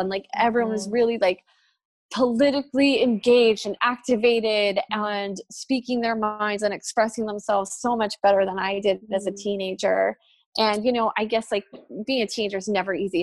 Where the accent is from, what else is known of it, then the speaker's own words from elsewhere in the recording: New Jersey, United States; I grew up in New Jersey in the suburbs